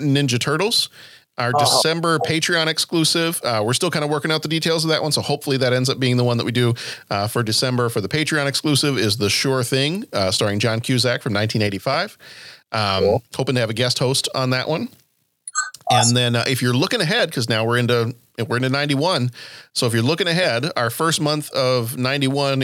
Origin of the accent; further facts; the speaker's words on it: Texas, United States; when I was a little kid growing up in Texas